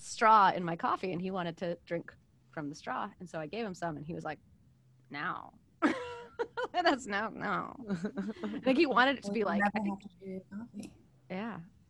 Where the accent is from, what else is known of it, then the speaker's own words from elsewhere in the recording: East Coast, United States; I'm from the East Coast.